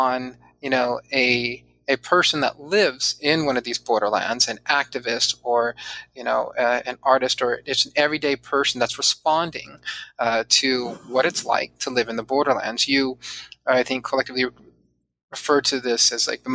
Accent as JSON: {"language": "English", "town": "San Diego", "region": "California", "country": "United States", "tie": "born or raised there", "also_born_or_lived": "Chula Vista", "said": "I grew up mostly in Southern California, not mostly, all in Southern California, and primarily in San Diego."}